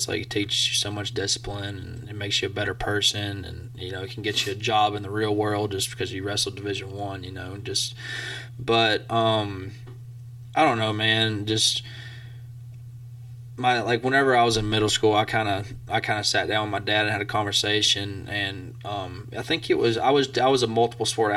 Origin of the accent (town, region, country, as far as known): Scottsboro, Alabama, United States; born or raised there; moved away as an adult; now in Blacksburg, United States